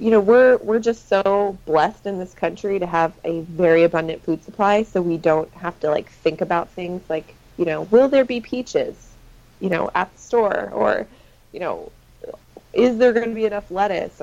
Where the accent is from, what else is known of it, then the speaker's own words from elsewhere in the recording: Washington, United States; I'm from Washington State, which is just objectively the best state in the union